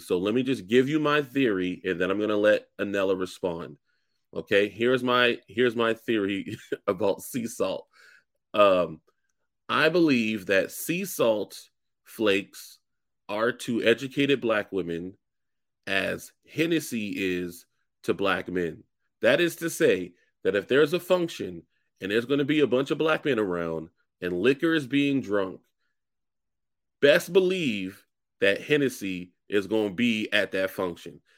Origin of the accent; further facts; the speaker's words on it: the South, United States; I'm from the South